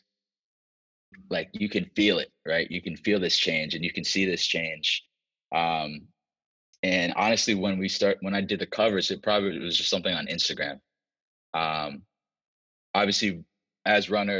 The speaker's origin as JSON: {"language": "English", "region": "Virginia", "country": "United States", "moved": "as an adult", "lives_now": "Los Angeles, United States", "said": "I'm from the South as well. I'm from Virginia"}